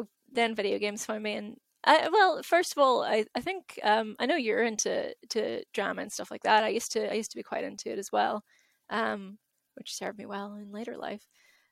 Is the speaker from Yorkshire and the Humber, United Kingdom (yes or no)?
no; Derry, Northern Ireland, United Kingdom; I grew up in Derry, good old Derry